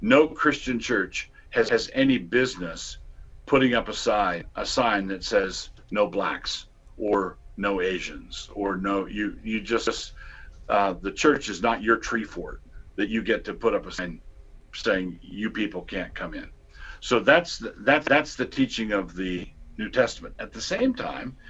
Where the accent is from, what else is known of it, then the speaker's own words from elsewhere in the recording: United States; I was born and raised in America